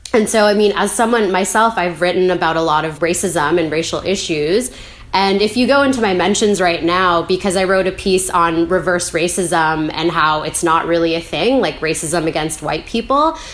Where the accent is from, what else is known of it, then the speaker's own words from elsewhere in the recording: Vancouver, British Columbia, Canada; I, I'm from Vancouver. I grew up here.